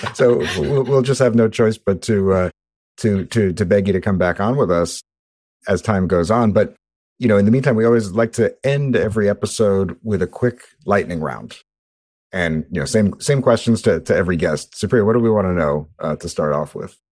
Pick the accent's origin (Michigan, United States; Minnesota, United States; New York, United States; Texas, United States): New York, United States; New York City; I grew up in Brooklyn, New York